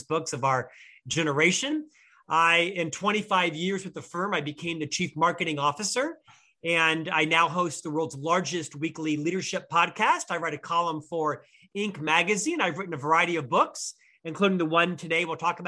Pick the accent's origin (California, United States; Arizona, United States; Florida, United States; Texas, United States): Florida, United States; Orlando; moved away as an adult; also born or lived in Provo, Utah; now in Salt Lake City, United States; I'm from Florida, originally Orlando, Florida